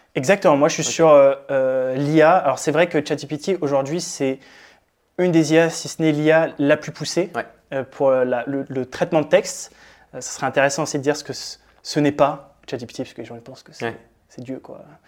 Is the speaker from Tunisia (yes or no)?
no; France; moved away as an adult; also born or lived in Berlin; je suis français